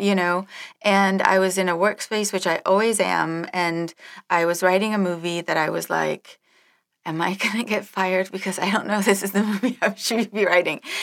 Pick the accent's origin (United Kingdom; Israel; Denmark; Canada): Denmark; moved away; I grew up in Denmark